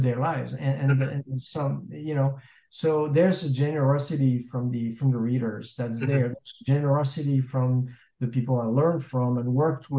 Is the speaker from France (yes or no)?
yes; France; moved away as an adult; now in Los Angeles, United States; I'm French, right? I mean, I'm American too. I'm an American citizen, but I was born in France